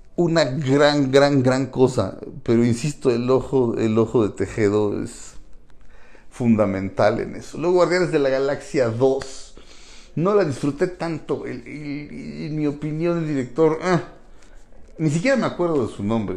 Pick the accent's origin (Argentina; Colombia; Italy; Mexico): Mexico; que hacemos el doblaje somos mexicanos